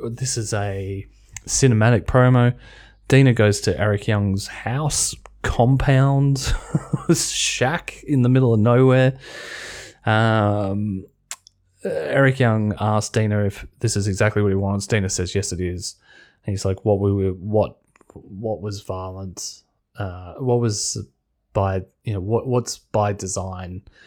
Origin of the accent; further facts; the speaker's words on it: Australia; being an Australian